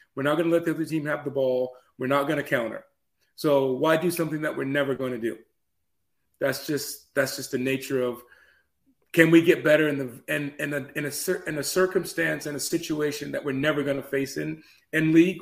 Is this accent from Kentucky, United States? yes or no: no; Atlanta, Georgia, United States; now in Chattanooga, United States; I actually grew up down in Atlanta, so I, I grew up in Atlanta.